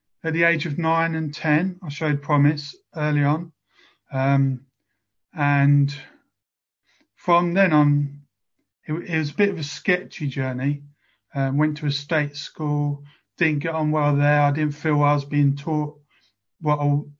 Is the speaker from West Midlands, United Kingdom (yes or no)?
yes; Bromsgrove, West Midlands, United Kingdom; also born or lived in South of England; now in Chatham, United Kingdom; I was born in Bromsgrove, and I moved down south to live with my dad